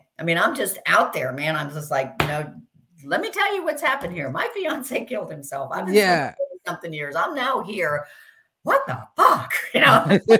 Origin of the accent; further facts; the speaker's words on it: Miami, Florida, United States; also born or lived in London; And I grew up in Miami, in London, but I grew up a lot in Miami.